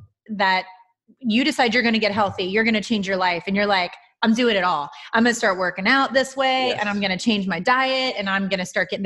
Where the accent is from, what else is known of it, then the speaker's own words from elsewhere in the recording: Amelia, Ohio, United States; I grew up in Amelia